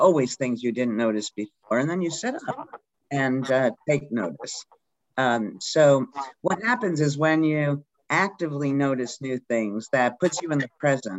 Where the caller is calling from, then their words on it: Dartmouth, Massachusetts, United States; I'm in Dartmouth, Mass.